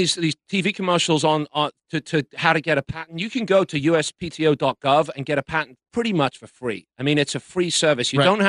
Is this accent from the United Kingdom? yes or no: yes; England, United Kingdom; now in United States; I'm from England, and this country's been great to me.